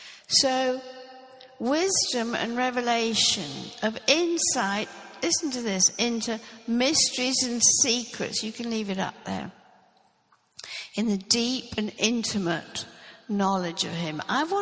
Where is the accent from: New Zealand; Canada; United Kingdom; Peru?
United Kingdom; Norfolk, East of England; I grew up in Norfolk. I was born in Norfolk and I grew up there. And I grew up in the Anglican church.